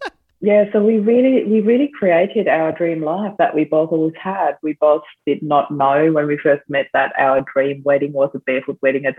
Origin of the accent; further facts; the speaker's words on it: Austria; now in Australia; I'm actually originally from Austria, but I do live in Australia now.